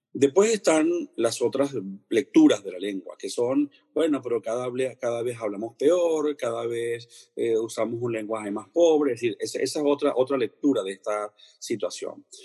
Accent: Venezuela; now in Spain

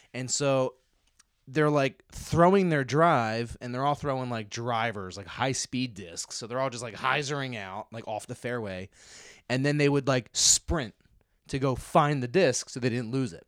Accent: Philadelphia suburbs, Pennsylvania, United States; I'm born and raised in the Philadelphia suburbs

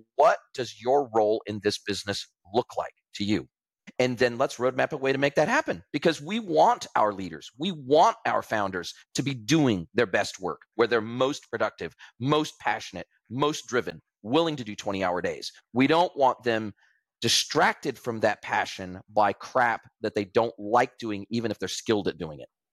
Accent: California, United States; moved away; if I had stayed in California, in my hometown

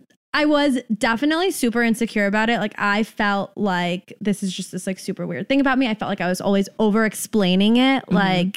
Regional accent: San Francisco, California, United States; moved away as an adult; now in New York, United States; I'm 26. I'm from San Francisco.

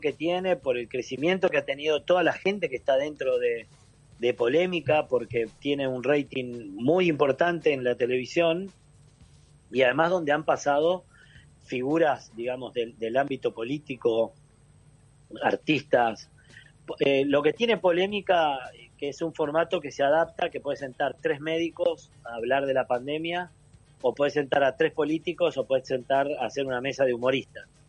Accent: San José de Mayo, San José, Uruguay; moved away as an adult; also born or lived in Argentina; now in Ciudad de la Costa, Uruguay; yo me fui de San José directo a Telefe a trabajar con Tinelli

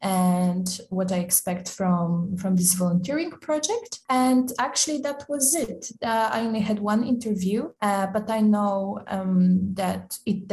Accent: Poland; moved away as an adult; now in Zagreb, Croatia; I'm from Poland and I'm 24 this year

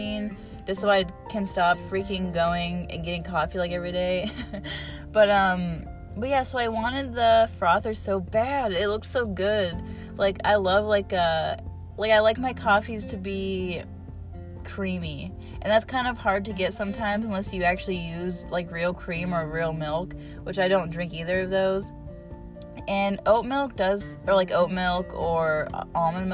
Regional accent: Rootstown, Ohio, United States; my hometown, in Rootstown

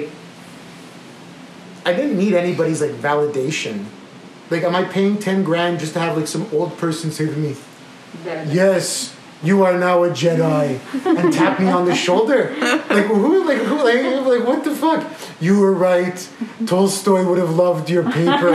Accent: Quebec, Canada; I'm from Quebec.

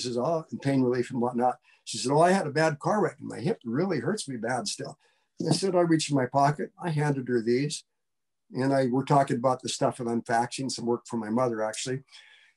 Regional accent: Butte, Montana, United States; I grew up in Montana

